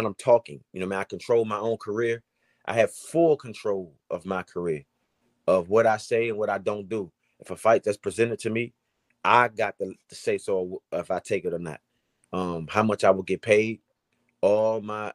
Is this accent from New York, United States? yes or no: no; Washington, District of Columbia, United States; here in D.C. in front of my hometown.